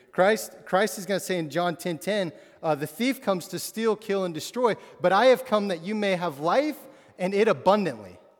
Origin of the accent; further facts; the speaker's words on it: Absarokee, Montana, United States; moved away; I grew up in Montana, uh, which is a huge state with no, not many people